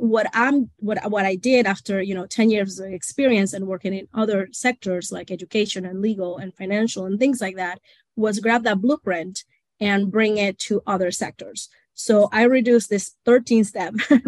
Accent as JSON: {"language": "English", "country": "Venezuela", "tie": "born or raised there", "also_born_or_lived": "Portugal", "second_language": "English", "moved": "as an adult", "lives_now": "United States", "said": "I am originally from Portugal. I grew up in Venezuela. And I moved to the States when I was 18 by myself, not knowing any English"}